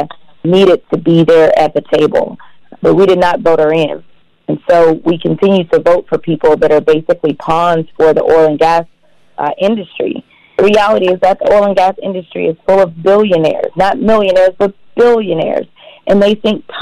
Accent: St. Louis, Missouri, United States; now in Texas, United States; I grew up in St. Louis, Missouri

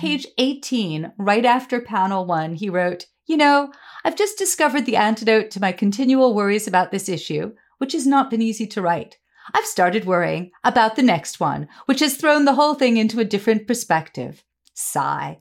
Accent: New York City, New York, United States; I grew up on the Upper West Side in the seventies

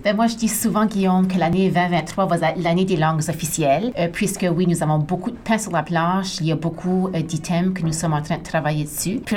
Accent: Acadia, New Brunswick, Canada; accent: Acadian; par mon accent que je suis acadienne

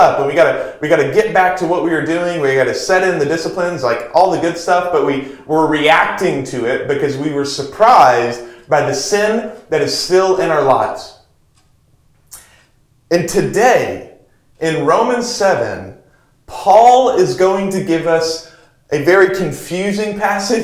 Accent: Texas, United States; now in Seattle, United States; growing up in Texas, wildfires were not a thing

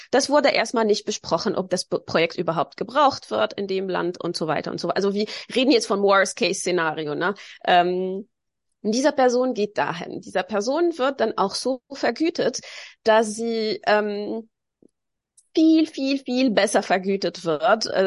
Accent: Tunis, Tunis Governorate, Tunisia; born there; Auch 500 Meter vom Strand war ich geboren in Tunesien in der Hauptstadt.

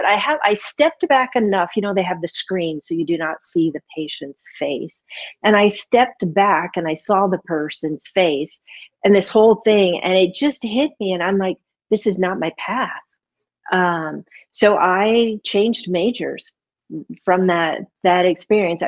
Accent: St. Louis, Missouri, United States; moved away as an adult; also born or lived in Millersburg, Missouri / Chicago, Illinois / North Carolina; I was born and raised in St. Louis, Missouri, to my wonderful parents.

